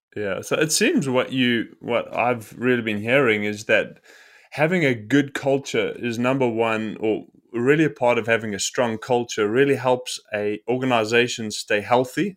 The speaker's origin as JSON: {"language": "English", "country": "South Africa", "said": "I am from South Africa, and a South African"}